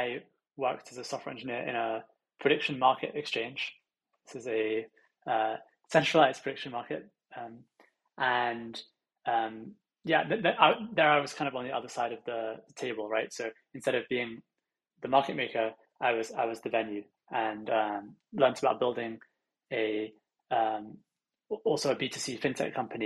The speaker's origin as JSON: {"language": "English", "region": "London", "country": "United Kingdom", "tie": "born or raised there", "said": "I'm originally from London, and I grew up here"}